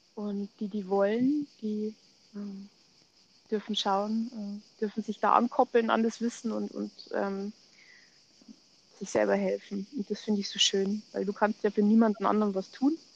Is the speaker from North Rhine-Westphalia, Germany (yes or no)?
no; Munich, Bavaria, Germany; Ich komme aus München, bin noch 42 ähm, und lebe mit meiner Familie äh, ja, im Münchner Westen